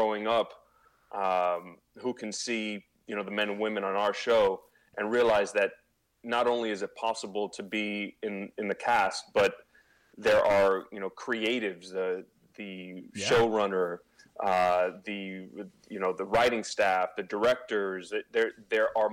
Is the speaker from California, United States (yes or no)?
no; Miami, Florida, United States; being born and raised in Miami to, you know, Cuban parents